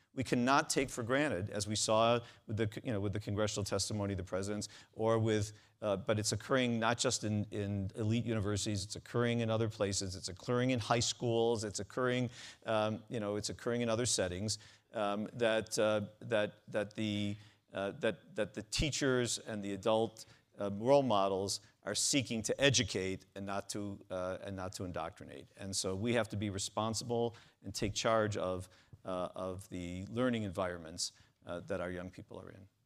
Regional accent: Cleveland, Ohio, United States; growing up in Cleveland

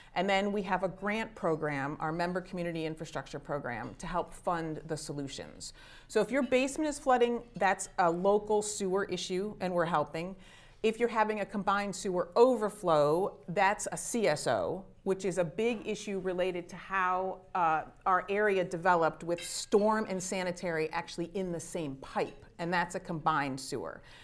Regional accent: Shaker Heights, Ohio, United States; also born or lived in upstate New York; I grew up in Shaker Heights

